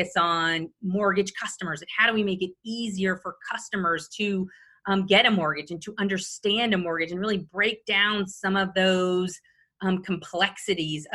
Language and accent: English; Little Rock, Arkansas, United States; moved away as an adult; now in Jacksonville, United States; I actually moved from my hometown of Little Rock, Arkansas